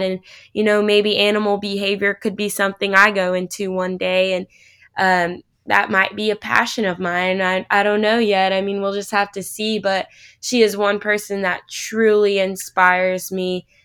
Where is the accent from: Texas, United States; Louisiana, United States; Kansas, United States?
Kansas, United States; Manhattan; I'm from Kansas originally, just outside of Manhattan there